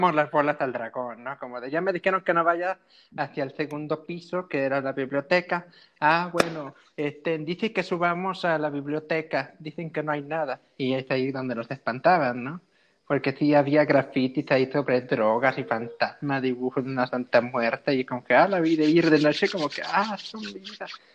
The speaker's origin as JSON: {"language": "Spanish", "town": "Coatepec", "country": "Mexico", "tie": "born or raised there", "said": "aquí en Coatepec siempre era eh, desde la mañana formarnos, hacer el desfile"}